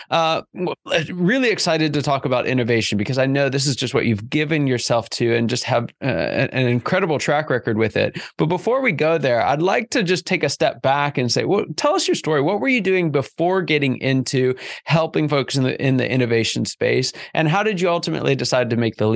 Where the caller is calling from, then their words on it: Peachtree Corners, Georgia, United States; we're both here from uh, basically the Peachtree Corners area of Atlanta.